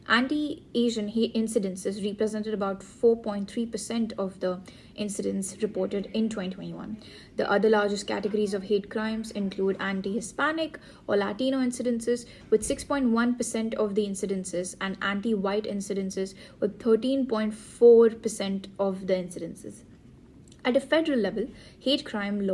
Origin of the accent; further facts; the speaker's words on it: India; being Indian myself